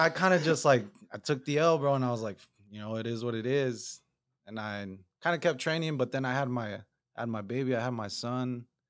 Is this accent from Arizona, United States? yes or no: yes; Chandler, Arizona, United States; also born or lived in Ahwatukee; Yeah, Chandler. A little bit in Ahwatukee, just like 4 years, but Chandler.